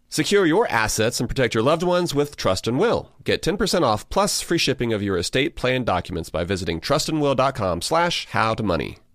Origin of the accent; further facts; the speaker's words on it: Georgia, United States; born and raised in Georgia